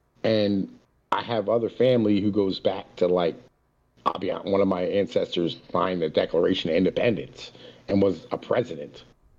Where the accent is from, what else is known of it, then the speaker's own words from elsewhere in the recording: Appalachia, United States; as an Appalachian, as an Italian, you know what I mean?